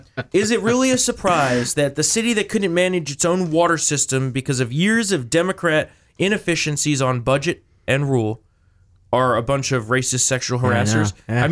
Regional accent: New Jersey, United States; now in Virginia, United States; which is sad because I moved here from New Jersey to come to some actual freedom, and I didn't bring my home state's politics with me

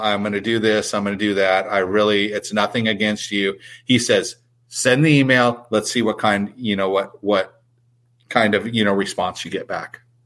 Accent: San Diego, California, United States; I grew up in San Diego

